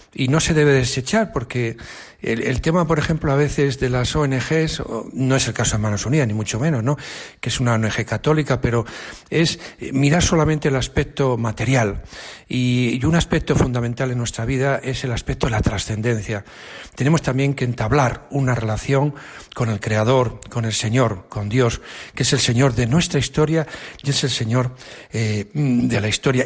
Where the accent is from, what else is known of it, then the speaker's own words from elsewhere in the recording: Arnedo, La Rioja, Spain; moved away as an adult; que estudié en, el instituto de mi pueblo, en Arnedo, en La Rioja